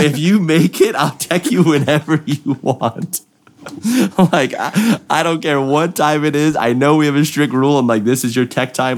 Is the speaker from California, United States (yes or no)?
yes; California, United States; I'm from California